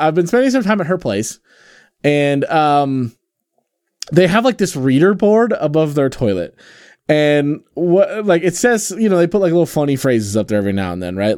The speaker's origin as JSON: {"language": "English", "region": "Pacific Northwest", "country": "United States", "tie": "born or raised there", "said": "Growing up in the Pacific Northwest"}